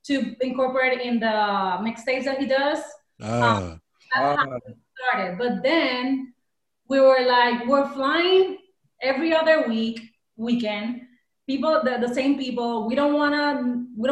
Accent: Puerto Rico; moved away as an adult; now in United States; We come from Puerto Rico, small island.

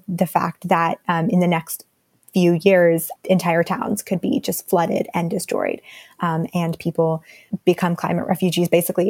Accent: India; So my family is a family of immigrants, and I'm really surrounded by that fact every day. In my hometown right now, in India, there's a lot of the monsoon seasons have been getting worse and worse in the last several years.

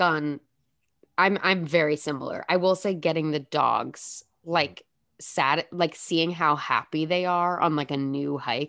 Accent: Chicago, Illinois, United States; now in Los Angeles, United States; I'm in LA. I've been here the whole time. We thought about driving. I grew up in Chicago, and my grandparents lived in Indiana.

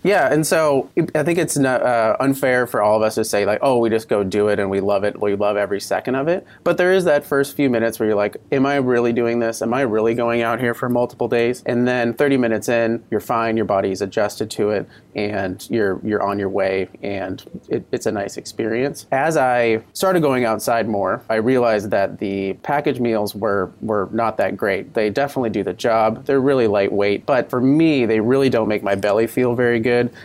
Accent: Port Angeles, Washington, United States; moved away as an adult; also born or lived in Midwest / Napa Valley, California; I grew up in Port Angeles, Washington, at the base of uh, the Olympic National Park

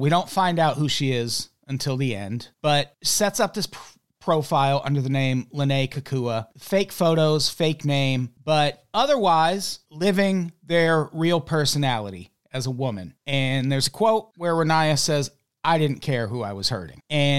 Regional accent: Illinois, United States; And we're both from Illinois.

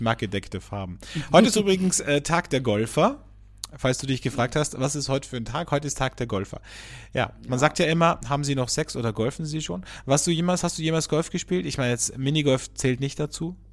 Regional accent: Austria; hier bei uns in Österreich

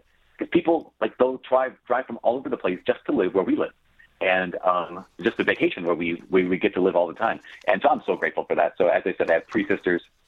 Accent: Brainerd, Minnesota, United States; also born or lived in Oak Park, Illinois; I grew up in Brainerd, Minnesota.

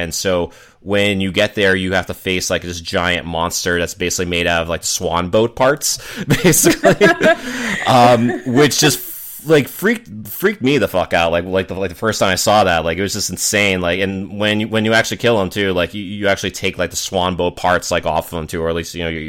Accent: Boston, Massachusetts, United States; since Fallout 4, it does take place in Boston, my hometown.

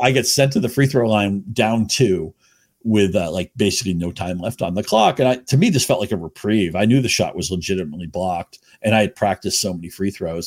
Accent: Chelmsford, Massachusetts, United States; also born or lived in Rhode Island; I grew up in New England, Chelmsford, Massachusetts, just short of the New Hampshire border

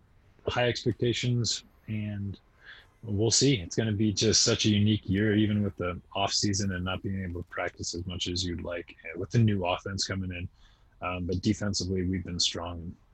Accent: Beaverton, Oregon, United States; growing up in Oregon

